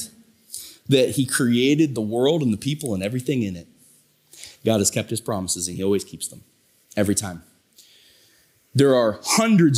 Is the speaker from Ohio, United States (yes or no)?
yes; Tuscarawas County, Ohio, United States; I'm from Tuscarawas County